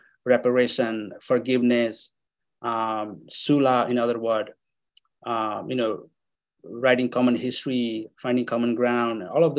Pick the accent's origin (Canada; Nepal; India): Nepal; English is a second language; moved away as an adult; also born or lived in Bhutan / Kathmandu, Nepal / Atlanta, United States; now in Manchester, United States; in Bhutanese refugee camp in Nepal, our medium of instruction was in English. So I was able to speak a little bit of English